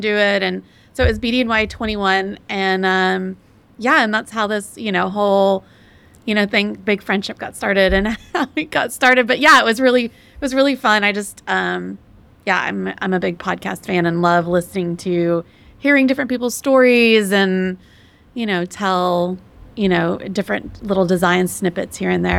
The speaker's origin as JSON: {"language": "English", "region": "Texas", "country": "United States", "said": "I'm from Texas and from the South"}